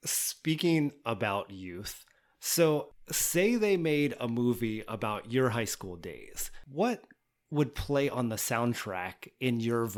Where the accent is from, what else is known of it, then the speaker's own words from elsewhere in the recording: Newport, Pennsylvania, United States; I grew up in Central Pennsylvania too.